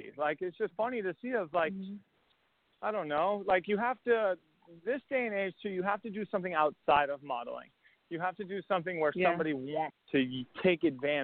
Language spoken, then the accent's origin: English; Massachusetts, United States; I'm from Massachusetts